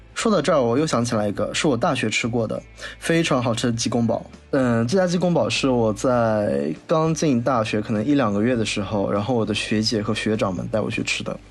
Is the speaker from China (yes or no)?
yes; Wuxi, Jiangsu, China; 很符合我无锡人的口味